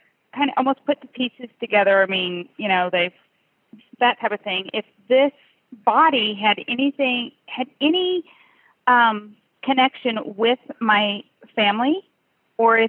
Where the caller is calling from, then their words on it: Austin, Texas, United States; I'm calling from Austin, Texas